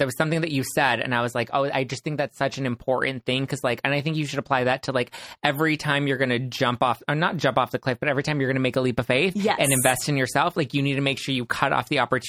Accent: Los Angeles, California, United States; I grew up in Los Angeles

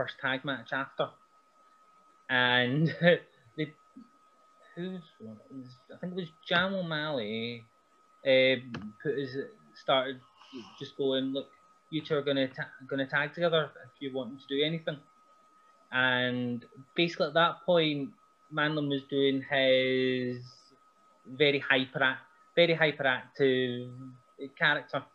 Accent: Helmsworth, Scotland, United Kingdom; I got to wrestle in my hometown

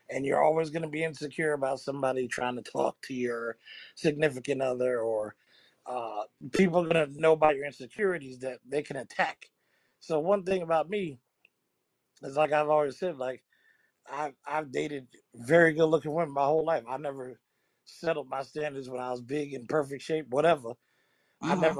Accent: Chicago, Illinois, United States; I need a nigga that might get me shot or killed, like I'm from Chicago.

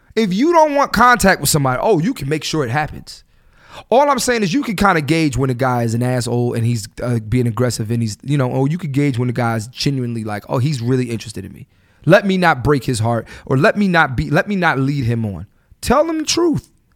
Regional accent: Philadelphia, Pennsylvania, United States; growing up in Philly

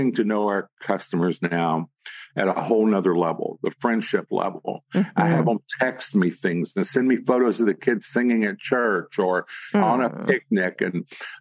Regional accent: the South, United States; I'm from the South

